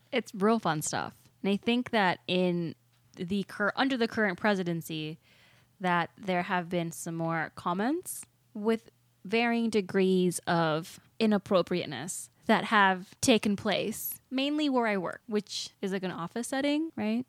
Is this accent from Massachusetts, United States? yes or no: no; Walworth County, Wisconsin, United States; I grew up in Wisconsin, like in Walworth County